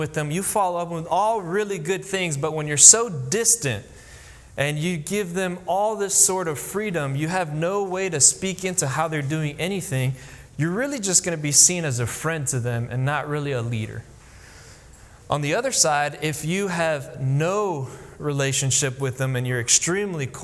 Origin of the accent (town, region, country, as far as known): Miami, Florida, United States; born or raised there; moved away as an adult; also born or lived in Tennessee; now in Hendersonville, United States